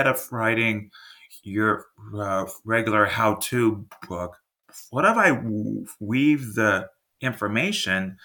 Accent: Texas, United States; I'm from Texas

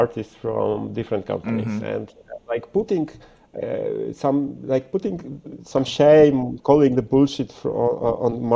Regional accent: Warsaw, Masovian Voivodeship, Poland; English is a second language; I'm a guy from Warsaw who makes Urushi pens.

